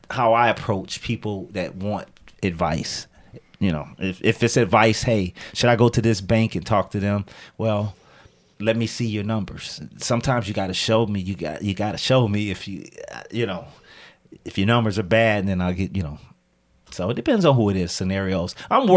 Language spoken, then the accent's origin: English; Rockford, Illinois, United States; and this is my hometown. I love Rockford